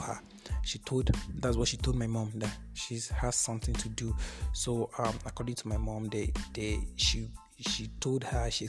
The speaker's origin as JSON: {"language": "English", "town": "Okene", "region": "Kogi", "country": "Nigeria", "tie": "born or raised there", "said": "Okene, which is my hometown"}